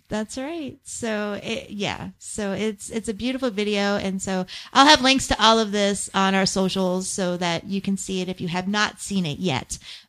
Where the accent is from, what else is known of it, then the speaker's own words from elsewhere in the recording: Tempe, Arizona, United States; I grew up in Tempe